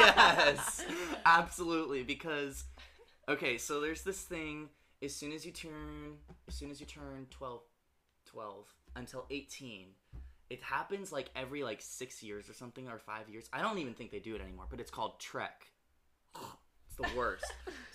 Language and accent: English; California, United States; We were in, because I'm from NorCal, we were, like, in the Sierra Nevada mountains